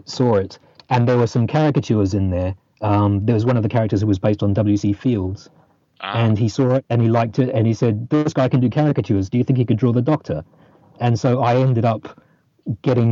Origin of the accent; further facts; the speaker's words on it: New Zealand; moved away as an adult; now in London, United Kingdom; I grew up in New Zealand